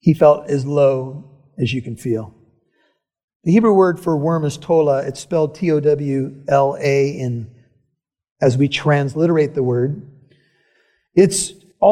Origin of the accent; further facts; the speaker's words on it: United States; I'm an American citizen